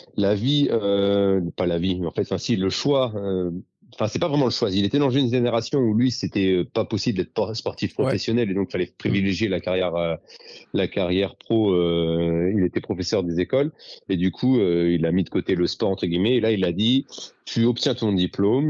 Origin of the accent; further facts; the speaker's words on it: Dordogne, Nouvelle-Aquitaine, France; chez moi en Dordogne